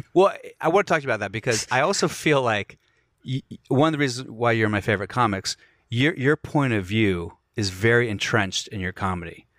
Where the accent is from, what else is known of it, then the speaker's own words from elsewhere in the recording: Alexandria, Virginia, United States; I'm from Alexandria